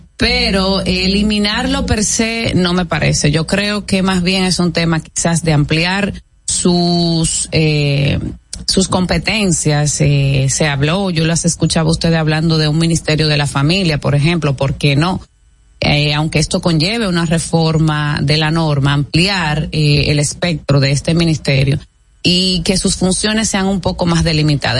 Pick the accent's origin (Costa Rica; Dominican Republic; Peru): Dominican Republic